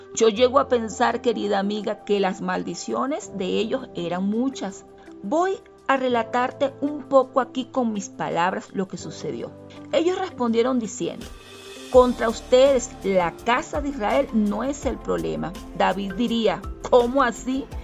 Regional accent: Venezuela; moved away as an adult; now in Quito, Ecuador; soy venezolana, actualmente vivo en Quito, Ecuador, desde ya hace seis años

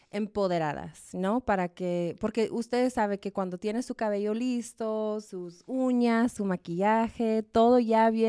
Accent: Arizona, United States; also born or lived in Chihuahua (family); now in Denver, United States; nací, nací en Arizona, pero mi familia de Chihuahua, sí.

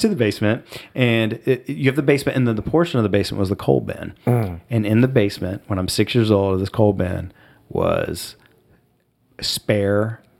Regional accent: Ohio, United States; moved away as an adult; growing up in Southwest Ohio, moving to the D.C. metro area in 2000 with a four-year-old and a one-year-old

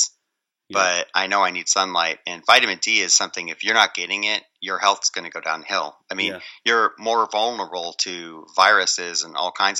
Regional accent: Michigan, United States; I grew up in Michigan, so I was able to just cross the border into Canada all the time

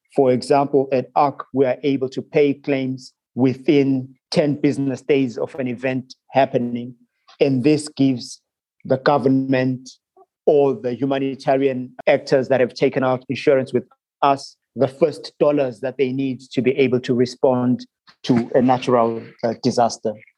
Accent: Zimbabwe; moved away as an adult; also born or lived in Bermuda / Singapore; I am originally from Zimbabwe, but I left Zimbabwe when I was uh, about 18 years old uh, to study abroad

